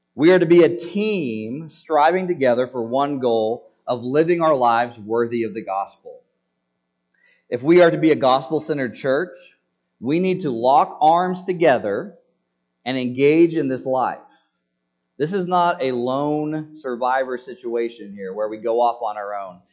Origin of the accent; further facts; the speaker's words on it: United States; as American citizens